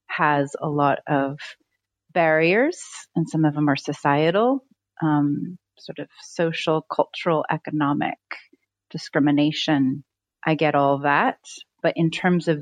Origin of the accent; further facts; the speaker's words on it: San Francisco Bay Area, California, United States; moved away as an adult; also born or lived in Haiti; I was raised in the San Francisco Bay Area by a really, really loving mother